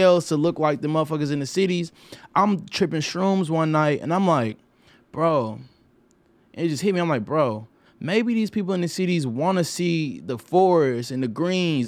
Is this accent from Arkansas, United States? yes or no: yes; Arkansas, United States; moved away as an adult; I didn't leave Arkansas until I was like 23.